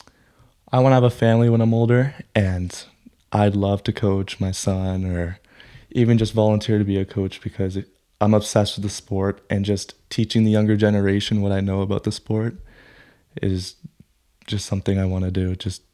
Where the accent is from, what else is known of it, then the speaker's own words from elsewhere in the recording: Newmarket, Ontario, Canada; It's my hometown, and this is where I was raised. I know this town like the back of my hand.